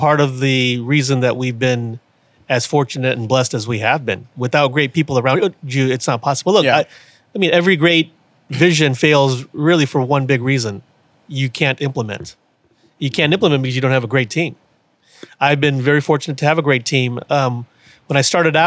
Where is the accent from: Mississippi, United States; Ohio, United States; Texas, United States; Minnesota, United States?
Texas, United States; Houston; also born or lived in Austin / New York City / Washington, D.C.; now in Beeville, United States; I grew up in Houston.